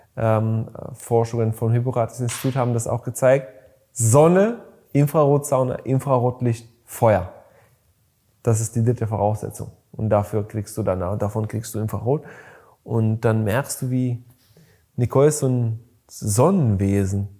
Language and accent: German; Bulgaria; moved away; ich bin in Bulgarien geboren